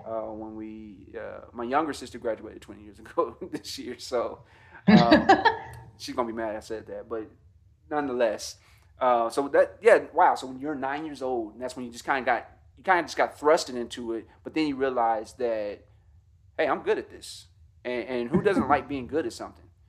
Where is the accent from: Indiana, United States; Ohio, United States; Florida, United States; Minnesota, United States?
Indiana, United States; Gary; my hometown of Gary, Indiana